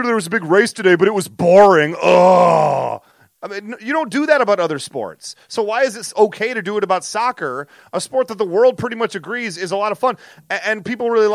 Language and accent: English; United States; I'm American